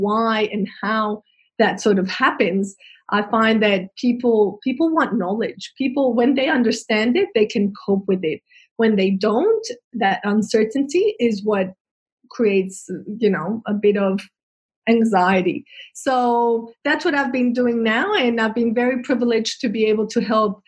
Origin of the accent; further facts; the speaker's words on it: Colombia; moved away as an adult; now in Australia; I'm originally from Colombia, South America, and I arrived in Australia 20 years ago